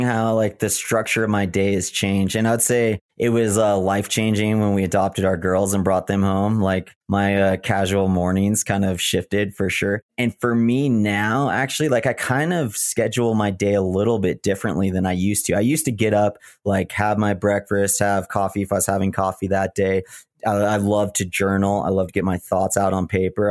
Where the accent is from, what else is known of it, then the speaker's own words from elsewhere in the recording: Big Bear, California, United States; moved away as an adult; I grew up in Big Bear